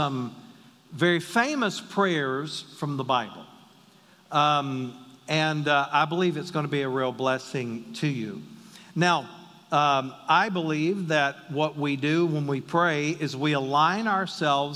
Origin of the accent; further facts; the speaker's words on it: the South, United States; I'm from the South